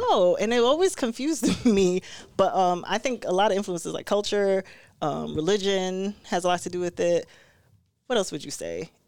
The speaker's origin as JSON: {"language": "English", "town": "New York City", "region": "New York", "country": "United States", "tie": "born or raised there", "moved": "yes", "lives_now": "Rochester, United States", "said": "growing up in Brooklyn"}